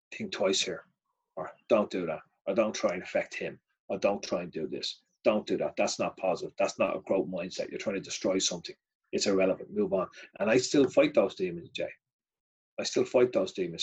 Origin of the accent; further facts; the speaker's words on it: Ireland; I, am unique as an Irishman